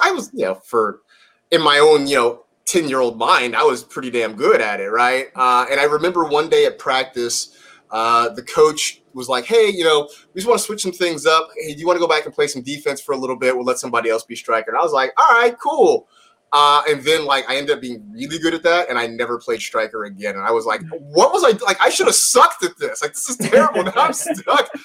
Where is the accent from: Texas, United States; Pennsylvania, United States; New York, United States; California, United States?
California, United States; Bay Area, Northern; now in Los Angeles, United States; I grew up growing up in the Bay Area in Northern California